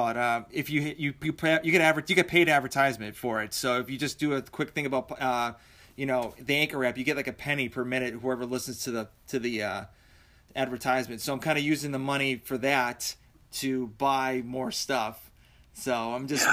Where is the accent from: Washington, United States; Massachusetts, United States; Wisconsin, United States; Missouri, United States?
Massachusetts, United States; I'm from Massachusetts